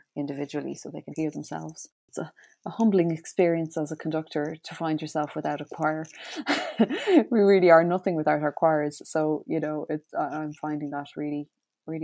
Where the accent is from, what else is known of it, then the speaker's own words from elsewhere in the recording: Ireland; our outputs as Irish choral singers